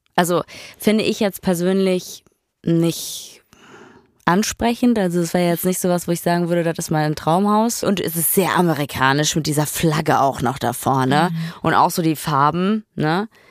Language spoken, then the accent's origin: German; Ruhr area, North Rhine-Westphalia, Germany; ich komme aus dem Ruhrpott